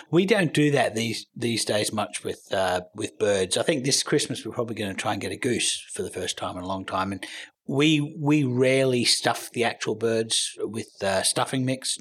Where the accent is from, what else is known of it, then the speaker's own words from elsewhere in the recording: Australia; moved away as an adult; also born or lived in United States; I'm, I'm Australian. We don't have Thanksgiving in Australia, but I lived in America for eight years